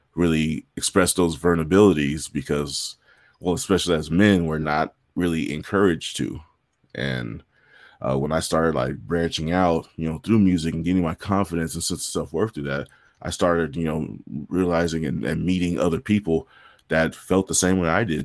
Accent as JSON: {"language": "English", "town": "San Bernardino", "region": "California", "country": "United States", "tie": "born or raised there", "also_born_or_lived": "Hollywood, California / Inglewood, California / Whittier, California", "said": "at about the age of six, they divorced. They, had, they split up, and I came out here to San Bernardino, and I've been here in surrounding areas ever since."}